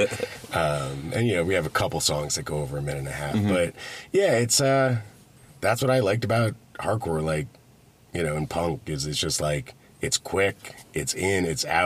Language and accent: English; Long Island, New York, United States; moved away as an adult; now in Vermont, United States; So I'm from Long Island originally.